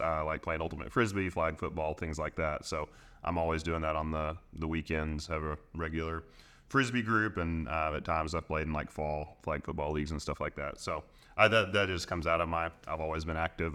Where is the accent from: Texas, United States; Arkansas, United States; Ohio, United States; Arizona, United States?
Arkansas, United States; I'm here from Arkansas, so I love the Razorbacks